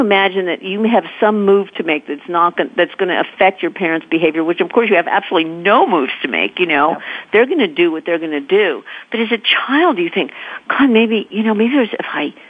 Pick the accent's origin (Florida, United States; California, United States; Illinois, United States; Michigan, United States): California, United States; moved away as an adult; now in New York, United States; we were raised in California